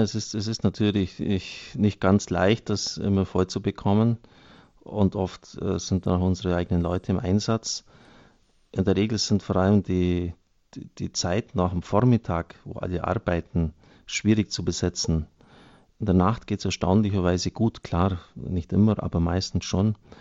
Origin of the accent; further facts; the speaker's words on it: Germany; gerade wir als Deutsche